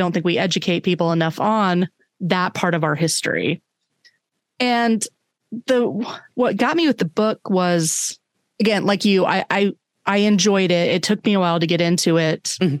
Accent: Orlando, Florida, United States; moved away as an adult; also born or lived in San Diego / Fargo; now in Minneapolis, United States; I grew up in Orlando, which Florida has a lot of native land. I went to college in San Diego, a lot of native land, you know, Fargo, you know, and now Minneapolis

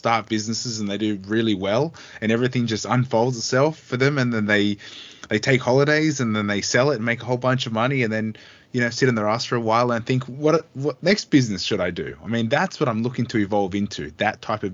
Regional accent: Australia; being an Australian

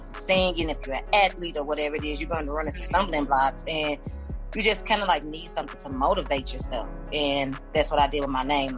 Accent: St. Louis, Missouri, United States; I'm from St. Louis

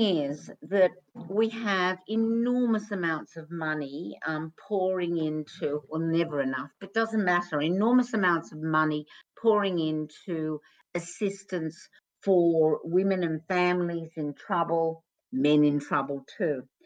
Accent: Australia; when I was growing up in Australia

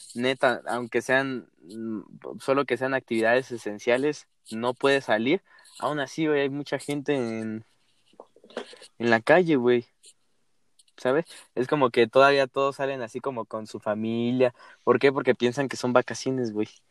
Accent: Mexico; uno como mexicano

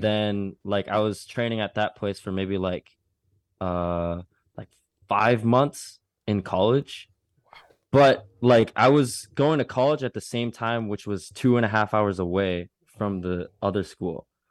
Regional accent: Minnesota, United States; growing up in the Midwest, I grew up in Minnesota

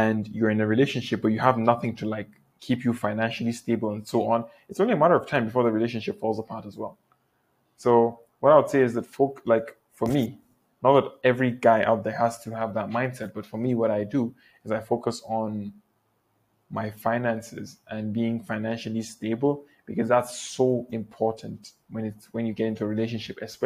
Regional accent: Nigeria; also born or lived in Malaysia; here in Nigeria, the fact that we're both Nigerian

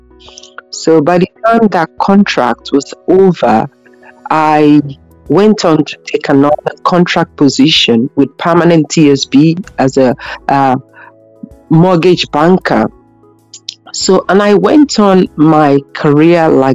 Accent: Nigeria; moved away as an adult; now in Ireland; when I came here as a Nigerian in Ireland

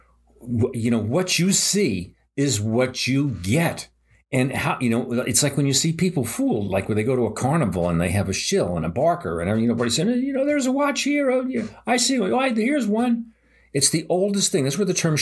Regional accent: United States; I'm an American. I love my country

